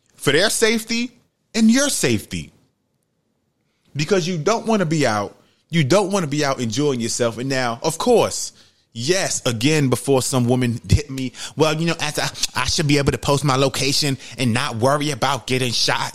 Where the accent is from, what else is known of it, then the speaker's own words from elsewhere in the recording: United States; I grew up in Webster, Webster Avenue in the projects.